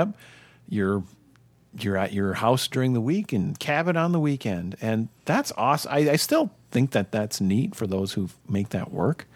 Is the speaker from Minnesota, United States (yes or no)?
yes; Minnesota, United States; growing up in Minnesota